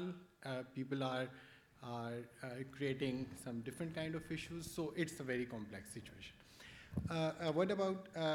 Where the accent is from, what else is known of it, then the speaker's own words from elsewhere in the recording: Pakistan; from Pakistan